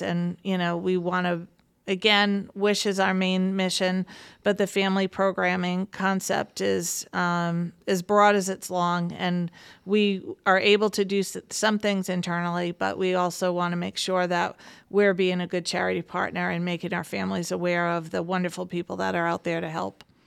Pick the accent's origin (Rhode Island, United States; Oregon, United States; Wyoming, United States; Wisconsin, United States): Rhode Island, United States; Warwick; I am born and bred in Warwick